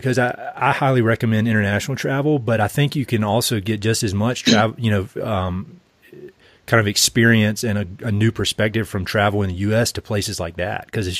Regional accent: the South, United States; accent: Southern; moved away; with my Southern accent.

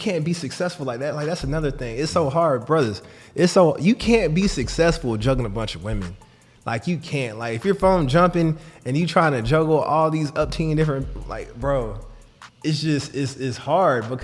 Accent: Atlanta, Georgia, United States; I'm from Atlanta

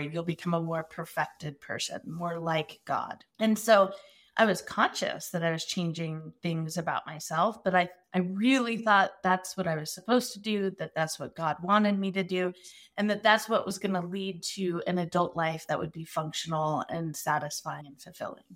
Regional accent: Arizona, United States; I am from Arizona. I'm an Arizona native.

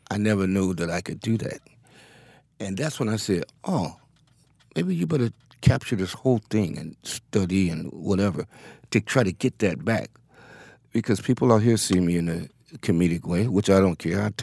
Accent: Cleveland, Ohio, United States; Yes, it does. I came from a line of people in that city.

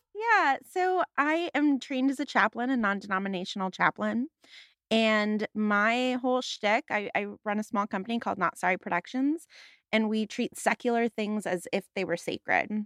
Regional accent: Los Angeles, California, United States; I am from the San Fernando Valley in Los Angeles, California

